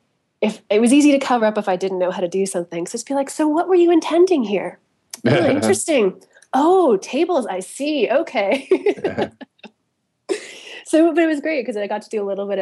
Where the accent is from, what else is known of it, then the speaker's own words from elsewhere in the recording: Canada; moved away as an adult; also born or lived in Toronto; now in Pittsburgh, United States; I'm Canadian